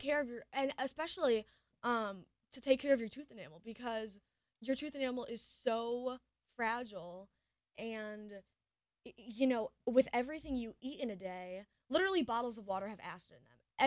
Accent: Michigan, United States; I'm a girl from Michigan

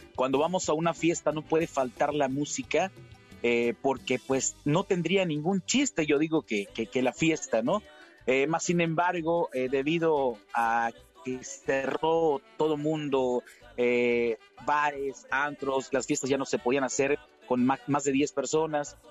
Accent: Tlapehuala, Guerrero, Mexico; el himno de mi pueblo, el himno de mi ciudad, el gusto atlapeguala

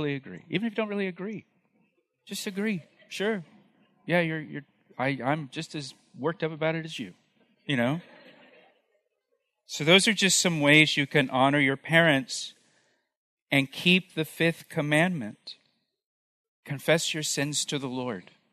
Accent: Florida, United States; when I was a kid growing up in Florida, we lived right along the Florida-Alabama Gulf Coast

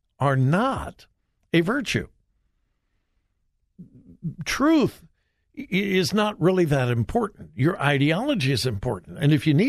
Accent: Southern California, United States; I grew up in Southern California, but all of my family is from Missouri.

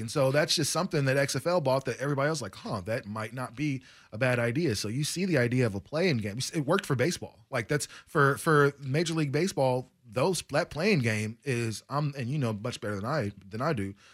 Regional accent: United States; being an American

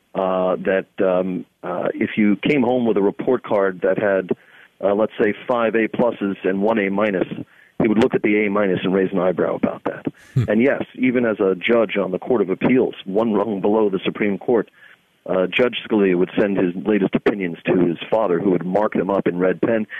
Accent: New York City, New York, United States; I come from Staten Island, New York, which when I grew up there was about 66% Italian

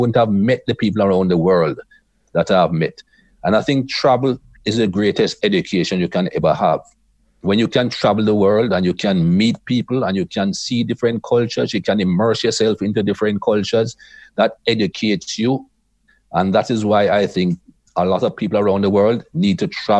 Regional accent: Jamaica; But as a young man growing up in Jamaica, it was happy-go-lucky. It was fun. It was frolic.

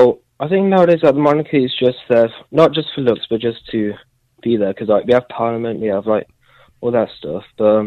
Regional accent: United Kingdom; now in Walworth, United States; Sorry, I am British

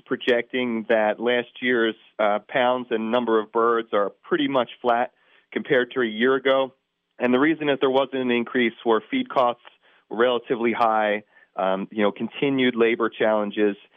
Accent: Northeast, United States; I'm from the Northeast

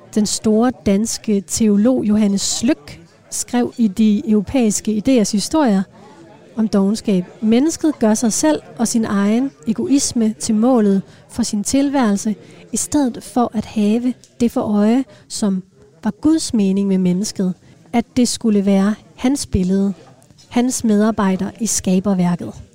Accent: Denmark

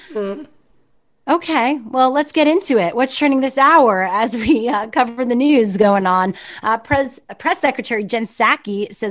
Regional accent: Montreal, Quebec, Canada; now in California, United States; growing up in Montreal, Canada

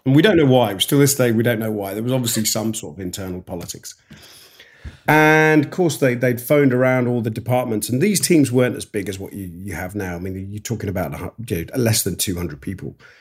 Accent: Yorkshire and the Humber, United Kingdom; moved away; also born or lived in Kent; I grew up in the north of England and then we s, m, my father was an engineer and he took him down, took him down south. So I ended up coming right away down south from, from Yorkshire, uh, right the way down to, to Kent

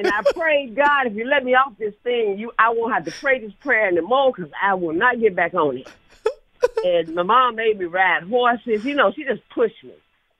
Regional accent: Memphis, Tennessee, United States; now in Dallas, United States; She took me to the airport in Memphis. See, I'm in Dallas, but I came from Memphis.

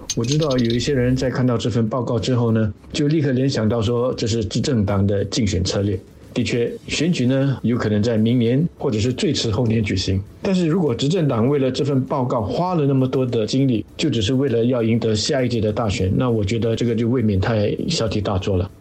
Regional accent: Singapore; 我们新加坡人的共同愿景

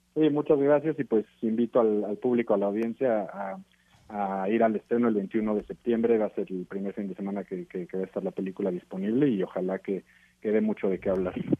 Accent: Mexico; como mexicano

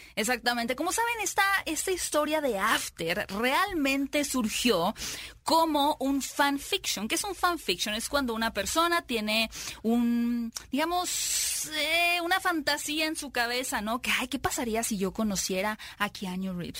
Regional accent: Mexico; nosotros como mexicanos

